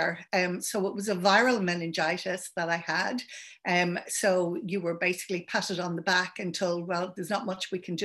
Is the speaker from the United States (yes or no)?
no; Ireland; accent: Irish; also born or lived in London; now in Adelaide, Australia; You can probably hear I'm Irish